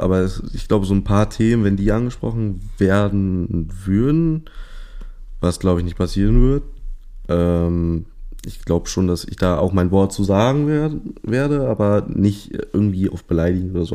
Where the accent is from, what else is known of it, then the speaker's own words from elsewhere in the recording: Hanover, Lower Saxony, Germany; ich komme ursprünglich aus Hannover.